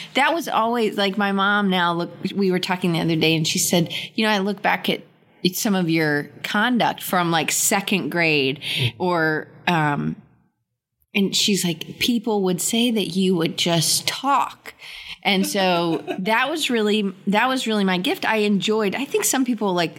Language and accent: English; Atlanta, Georgia, United States; moved away as an adult; also born or lived in Auburn, Alabama; I grew up in Atlanta, northeast suburb called Dunwoody.